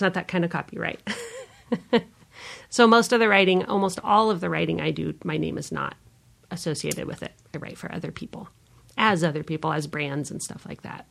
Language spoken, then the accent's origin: English; San Diego, California, United States; now in Omaha, United States; I grew up in San Diego, California, and try to go back there as often as I can